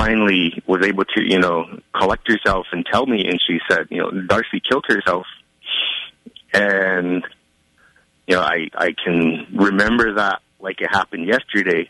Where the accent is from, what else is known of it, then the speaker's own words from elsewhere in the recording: Tama, Iowa, United States; I am from Tama, Iowa